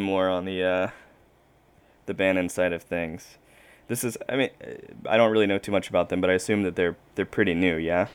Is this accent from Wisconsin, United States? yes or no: no; South Carolina, United States; I'm from South Carolina